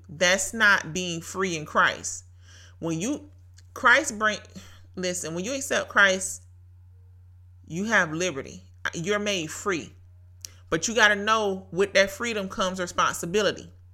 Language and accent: English; Brunswick, Georgia, United States; Brunswick, Georgia, my hometown